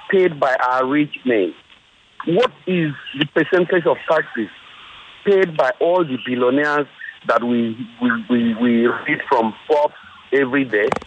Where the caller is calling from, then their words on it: Lagos, Nigeria; I'm calling from Victoria Island.